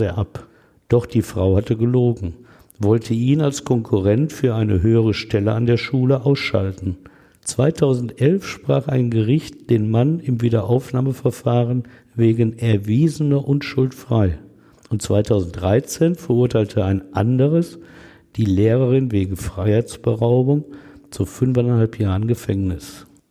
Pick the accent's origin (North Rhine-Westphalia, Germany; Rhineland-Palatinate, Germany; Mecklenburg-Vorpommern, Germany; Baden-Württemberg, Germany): North Rhine-Westphalia, Germany; Essen; Wo ich als Kind gespielt hatte